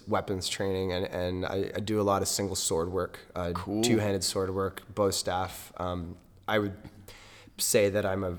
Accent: Vancouver, British Columbia, Canada; I was born in Vancouver.

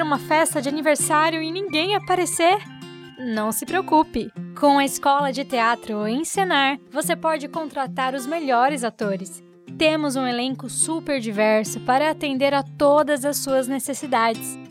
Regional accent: Rio de Janeiro, Brazil; eu tenho 21 anos e eu sou do Rio de Janeiro

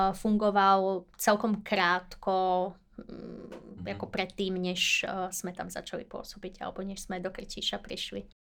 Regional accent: Veľký Krtíš, Banská Bystrica Region, Slovakia; moved away as an adult; also born or lived in Brno; ja pochádzam priamo z Veľkého Krtíša

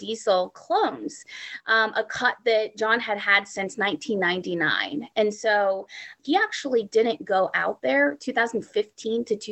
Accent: Humboldt County, California, United States; I was born in Humboldt County.

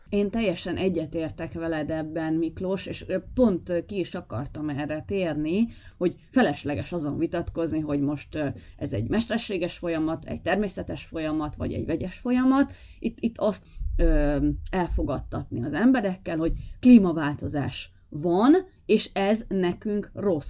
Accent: Bakony, Hungary; én bakonyi vagyok, tehát azért itt, itt keménytelek szoktak lenni gyerekkoromban

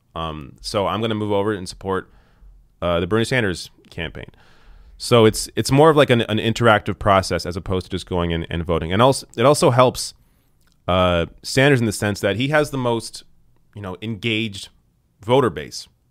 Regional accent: Canada; I'm Canadian

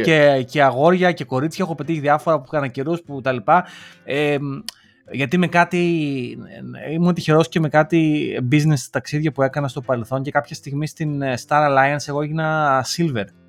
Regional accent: Lamia, Central Greece, Greece; σαν λαμιώτη, γιατί είμαι από τη Λαμία

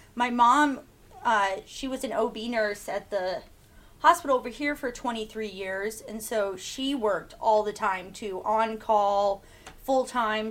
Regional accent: Soldotna, Alaska, United States; I'm from here. I grew. I've lived here my whole life. I'm 22 years old. Yeah, and I grew up here in Soldotna, Alaska.

